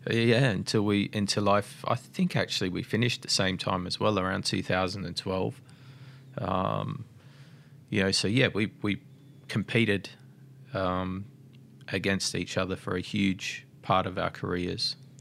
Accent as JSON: {"language": "English", "town": "Mildura", "region": "Victoria", "country": "Australia", "tie": "born or raised there", "said": "I grew up in Mildura"}